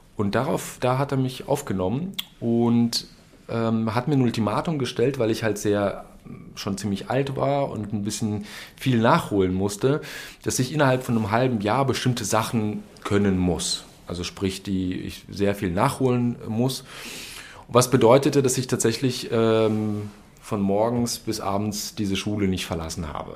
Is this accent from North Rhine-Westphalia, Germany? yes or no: no; Berlin, Germany; moved away as an adult; now in Dresden, Germany; ich komme aus Berlin